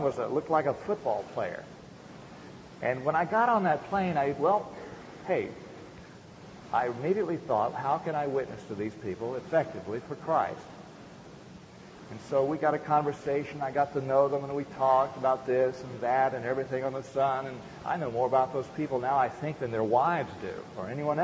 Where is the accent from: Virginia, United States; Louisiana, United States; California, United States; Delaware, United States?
Virginia, United States; Arrett; I was born in Arrett, Virginia, on a little tobacco farm, in a little farmhouse there